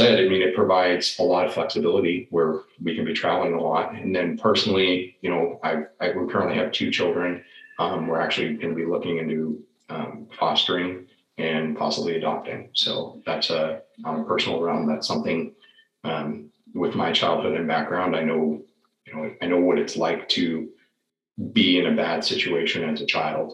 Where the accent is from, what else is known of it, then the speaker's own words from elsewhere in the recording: the Northwest, Pacific Northwest, United States; moved away as an adult; also born or lived in Washington; now in Florida, United States; I grew up in the Northwest and my wife grew up in Alaska